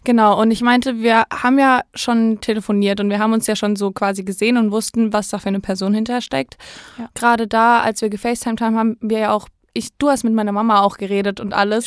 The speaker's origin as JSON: {"language": "German", "area": "near the Europa-Park", "region": "Baden-Württemberg", "country": "Germany", "said": "ich komme ganz aus der Nähe vom Europapark"}